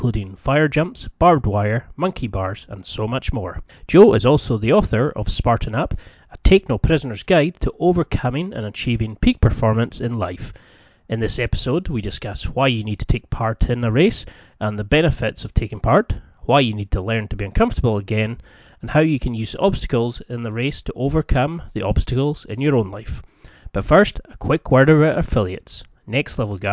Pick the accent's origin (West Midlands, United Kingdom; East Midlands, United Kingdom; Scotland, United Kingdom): Scotland, United Kingdom; the Highlands; I grew up in the Highlands